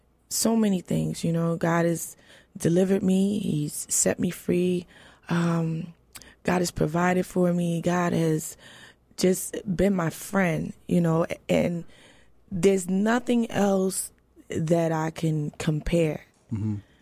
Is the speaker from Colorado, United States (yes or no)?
no; New York, United States; I grew up in New York.